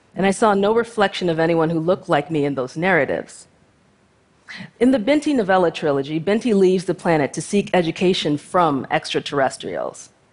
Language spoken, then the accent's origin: English; United States; I was born to two Nigerian immigrant parents and raised in the United States